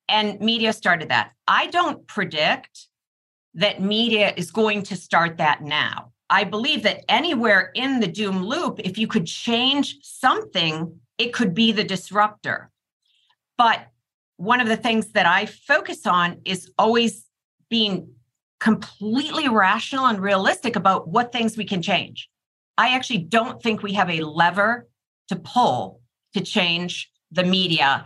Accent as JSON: {"language": "English", "region": "Wisconsin", "country": "United States", "tie": "born or raised there", "said": "in Wisconsin, my home state"}